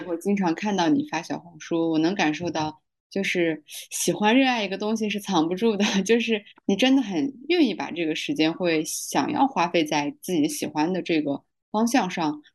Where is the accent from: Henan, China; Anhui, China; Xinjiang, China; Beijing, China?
Xinjiang, China; 我们家乡还是以一个公务员儿为荣